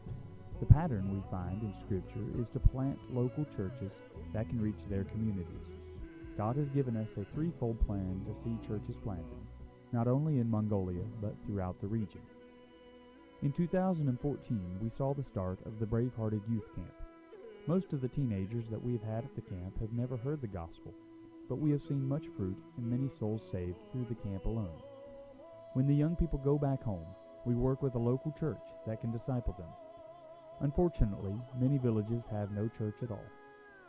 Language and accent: English; Normandy, Tennessee, United States; I was raised in Normandy, Tennessee